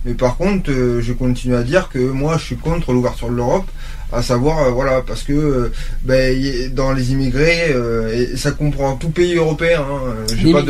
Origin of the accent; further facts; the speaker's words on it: France; nous qu'on est français